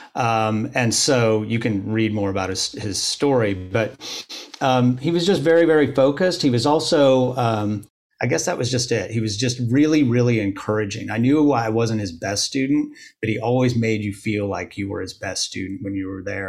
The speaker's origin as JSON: {"language": "English", "town": "Bloomington", "region": "Indiana", "country": "United States", "tie": "born or raised there", "moved": "as an adult", "said": "I grew up in Bloomington, Indiana"}